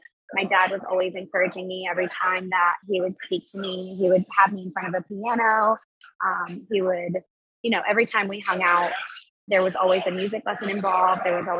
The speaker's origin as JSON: {"language": "English", "town": "Miami", "region": "Florida", "country": "United States", "tie": "born there", "said": "I grew up, I'm kind of from everywhere a little bit. That's kind of what I say now. I grew up, I was born in Miami, Florida"}